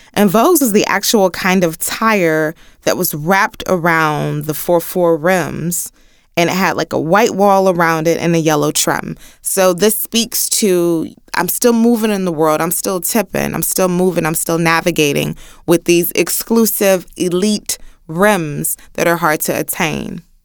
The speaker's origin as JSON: {"language": "English", "town": "Houston", "region": "Texas", "country": "United States", "said": "I'm from the Southwest, like Gessner, Braeswood, Fondren, West Airport."}